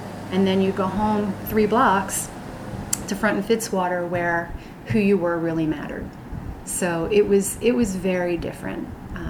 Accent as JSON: {"language": "English", "town": "Philadelphia", "region": "Pennsylvania", "country": "United States", "tie": "born or raised there", "said": "I was born in 1965 in Philadelphia. Pretty much born and raised here. I moved around a little bit early on, but was a South Street kid most of my life."}